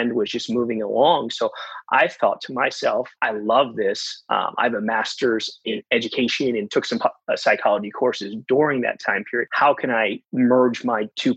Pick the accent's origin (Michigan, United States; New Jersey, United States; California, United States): New Jersey, United States; Rutgers, my home state